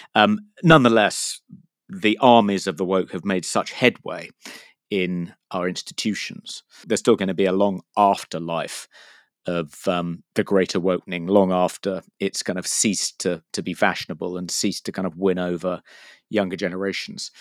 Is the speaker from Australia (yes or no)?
no; United Kingdom; I'm a Brit